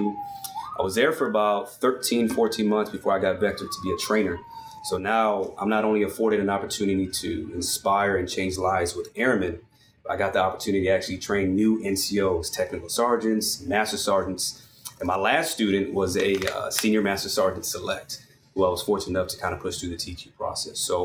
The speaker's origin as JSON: {"language": "English", "town": "San Antonio", "region": "Texas", "country": "United States", "tie": "born or raised there", "moved": "as an adult", "said": "originally from San Antonio, Texas, born and raised"}